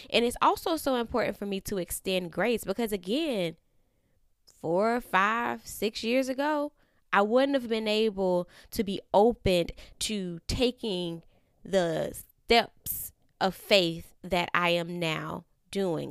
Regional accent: Florida, United States; now in Atlanta, United States; I am from Florida

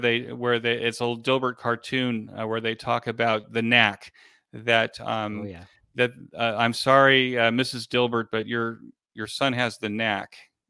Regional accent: California, United States; I come from from Southern California, where I was listening to talk radio as a kid.

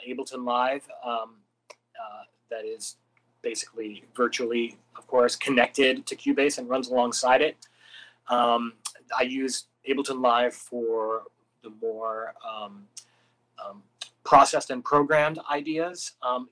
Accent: Canada; now in Los Angeles, United States; I'm from Canada

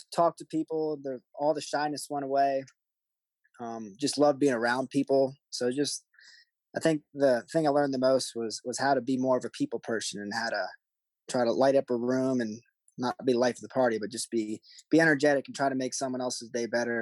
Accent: Maryland, United States; moved away; I grew up in Maryland.

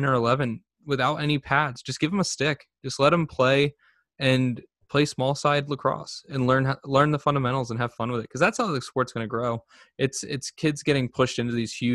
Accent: Vineland, New Jersey, United States; growing up in Vineland

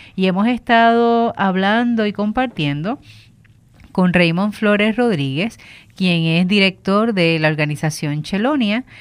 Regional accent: Bayamón, Puerto Rico; soy de Bayamón

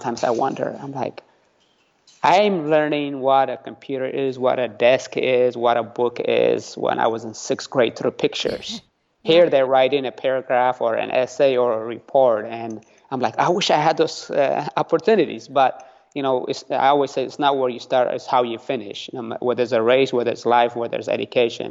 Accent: San Diego, California, United States; first language Tigrinya; English is a second language; also born or lived in Eritrea / Italy; I grew up in San Diego

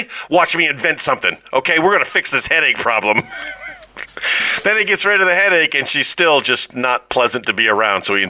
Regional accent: New York City, New York, United States; As a New Yorker

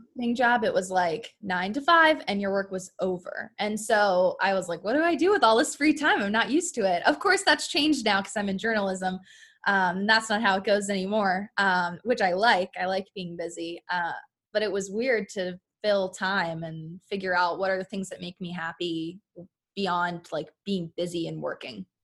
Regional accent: Philadelphia, Pennsylvania, United States; moved away as an adult; also born or lived in Delaware; now in Charlotte, United States; I grew up near Philadelphia Airport

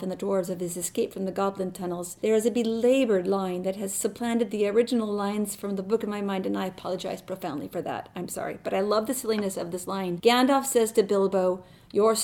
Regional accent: Rochester, Minnesota, United States; I am from Rochester, Minnesota

